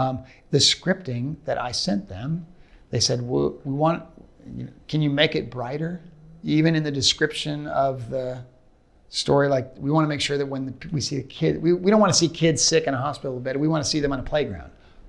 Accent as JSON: {"language": "English", "town": "Portland", "region": "Oregon", "country": "United States", "tie": "born or raised there", "said": "I grew up in Portland, Oregon. The Goonies were shot in Astoria."}